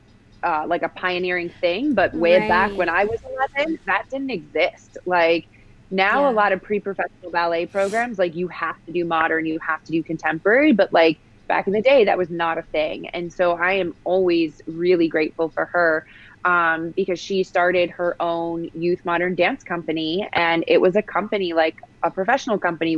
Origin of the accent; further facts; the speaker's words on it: West Hartford, Connecticut, United States; I grew up in Connecticut in a town called West Hartford